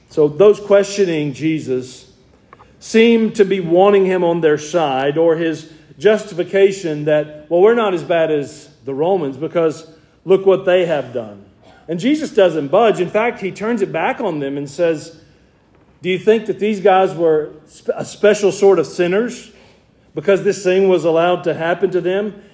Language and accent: English; Georgia, United States; I'm from Georgia